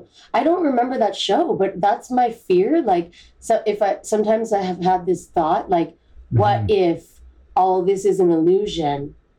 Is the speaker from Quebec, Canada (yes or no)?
no; Toronto, Ontario, Canada; I grew up in the East End.